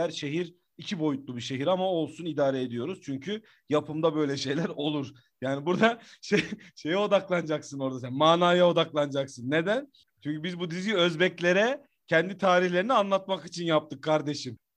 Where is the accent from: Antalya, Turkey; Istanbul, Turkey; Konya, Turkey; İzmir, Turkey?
Konya, Turkey; Bozkır